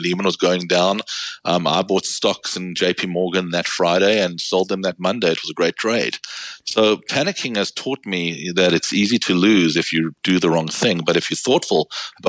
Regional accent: South Africa; moved away as an adult; now in United States; I'm from South Africa, went to law school there, and I've been in the United States the past 22 years

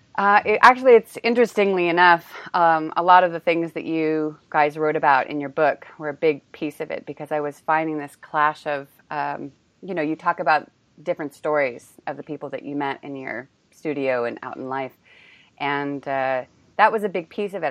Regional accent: California, United States; moved away as an adult; also born or lived in Australia; now in Prague, Czech Republic; I'm from California

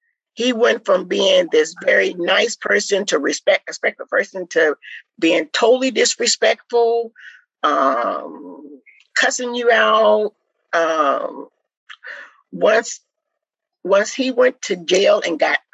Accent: Midwest, United States; moved away; we was raised in the Midwest

